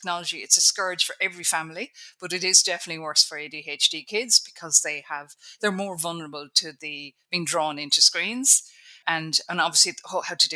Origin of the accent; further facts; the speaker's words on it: Ireland; I'm Irish at the end of the day. We're brought up by Catholics